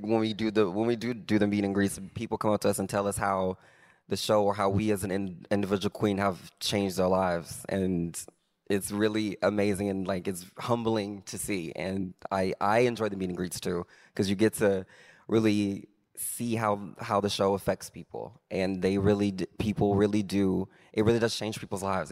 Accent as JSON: {"language": "English", "region": "Arkansas", "country": "United States", "tie": "born or raised there", "moved": "yes", "said": "growing up in Arkansas"}